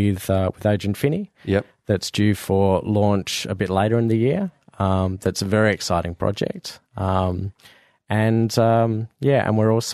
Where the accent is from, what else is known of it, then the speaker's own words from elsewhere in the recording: Fremantle, Western Australia, Australia; I grew up in Fremantle.